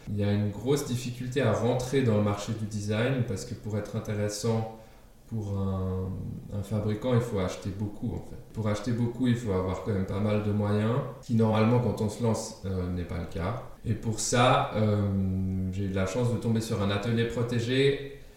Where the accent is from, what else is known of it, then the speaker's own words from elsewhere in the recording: Geneva, Switzerland; first language German; French is a second language; also born or lived in Denmark; J'ai grandi en Suisse, à Genève en particulier, une ville multiculturelle par définition